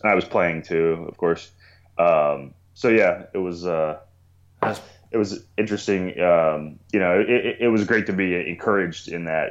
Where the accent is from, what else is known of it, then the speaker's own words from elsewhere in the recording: Maryland, United States; moved away as an adult; also born or lived in Albuquerque, New Mexico; now in Portland, United States; I was born and raised in Maryland